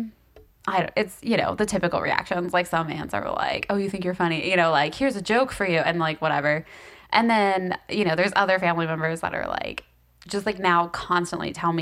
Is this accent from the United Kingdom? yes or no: no; the South, United States; I am from the south, but I have family in Ohio